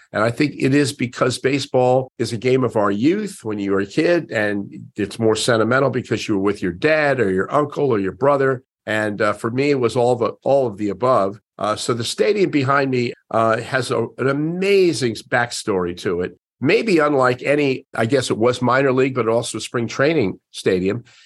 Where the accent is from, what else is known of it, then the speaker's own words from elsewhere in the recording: Miami, Florida, United States; I was a, a, young kid growing up in Miami